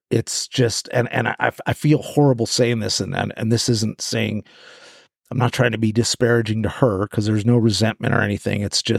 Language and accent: English; New Mexico, United States; also born or lived in California / Southern Oregon; I was born in California, and then I was raised partly in the Sangre de Cristos, in New Mexico, up in the mountains and around New Mexico, Taos and Tucumcari and that, and then back to California